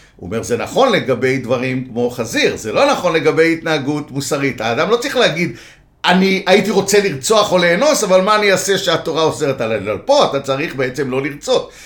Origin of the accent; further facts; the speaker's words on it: Tel Aviv, Tel Aviv District, Israel; also born or lived in Jerusalem; גדלתי בתל אביב